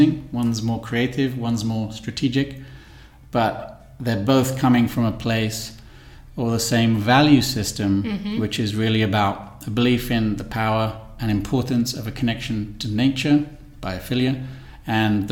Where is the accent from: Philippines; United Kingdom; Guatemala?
United Kingdom; London; also born or lived in Milan / Montenegro; now in Barcelona, Spain; I'm originally from London